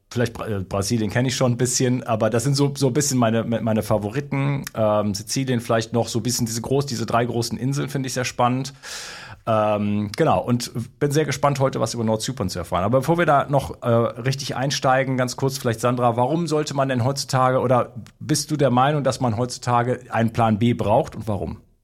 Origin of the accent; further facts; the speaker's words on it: Germany; moved away as an adult; also born or lived in Spain; now in France; habe mich auch lange noch als Deutscher identifiziert